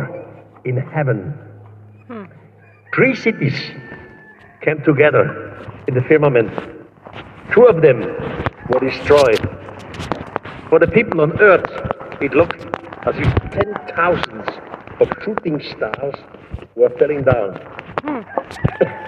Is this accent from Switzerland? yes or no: yes; Switzerland; first language German; English is a second language; my accent, I'm Swiss. And my first language, my mother language is German.